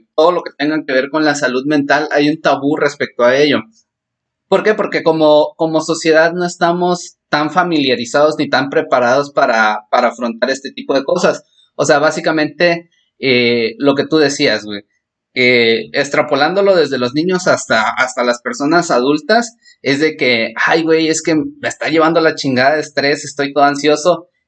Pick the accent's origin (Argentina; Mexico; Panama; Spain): Mexico; como mexicanos